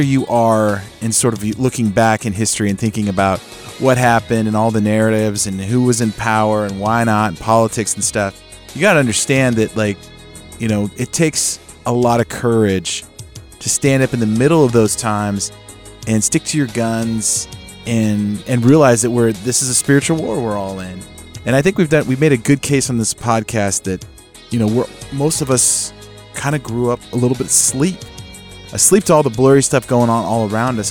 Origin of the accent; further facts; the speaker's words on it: Northern California, United States; Luke and I grew up in Northern California